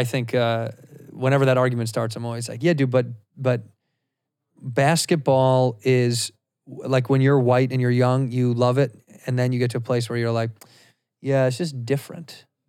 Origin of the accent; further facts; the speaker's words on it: Chicago, Illinois, United States; No, I'm from Chicago.